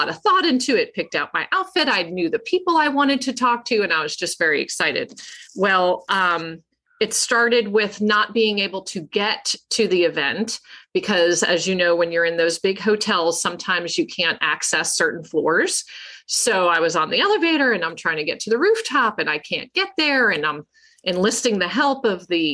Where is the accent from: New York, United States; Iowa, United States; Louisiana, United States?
New York, United States; Long Island; now in Hattiesburg, United States; where I grew up on Long Island